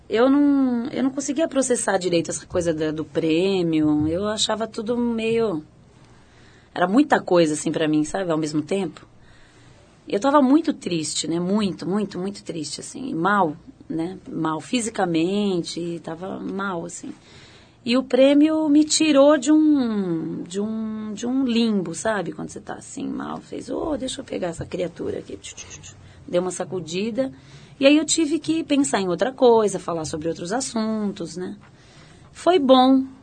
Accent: Flórida Paulista, São Paulo, Brazil; born there; Eu não, não sou, não sou do condomínio, não sou do condomínio. Eu nasci na Flórida

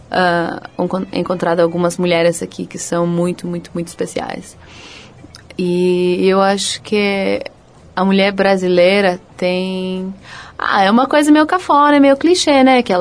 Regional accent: Los Angeles, California, United States; Eu nasci e fui criada nos Estados Unidos, em, em Los Angeles.

